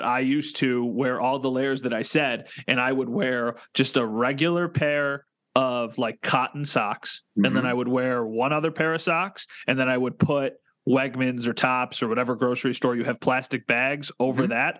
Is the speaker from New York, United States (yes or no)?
yes; Western New York, United States; we're both from Western New York.